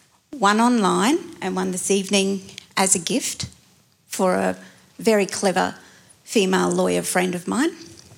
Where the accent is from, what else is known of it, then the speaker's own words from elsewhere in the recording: Bowen, Queensland, Australia; now in Maleny, Australia; I'm a Birragubba and Kamilaroi woman. I'm a lawyer and I was born in Bowen.